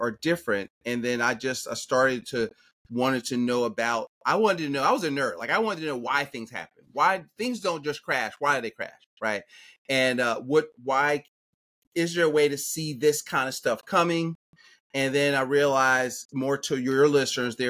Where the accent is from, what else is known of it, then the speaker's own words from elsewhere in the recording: Philadelphia, Pennsylvania, United States; I'm from Philadelphia growing up